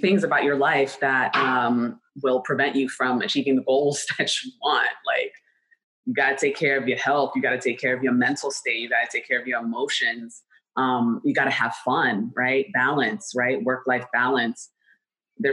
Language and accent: English; New York City, New York, United States; I'm from New York City